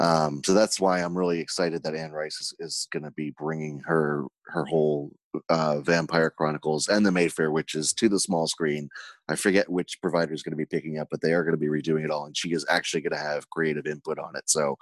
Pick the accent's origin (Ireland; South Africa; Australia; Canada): Ireland; I'm Irish, but I'm also Jewish, so I don't like to waste money.